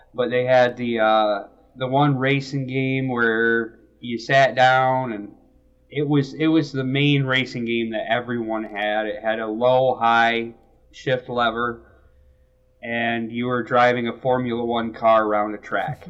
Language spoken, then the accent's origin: English; Michigan, United States; also born or lived in Alabama; I grew up in Michigan. Um, I did move to Alabama